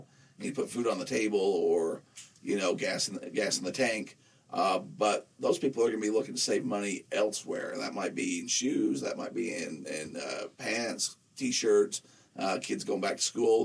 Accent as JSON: {"language": "English", "town": "Nephi", "region": "Utah", "country": "United States", "tie": "born or raised there", "said": "a little rodeo in my hometown where I grew up"}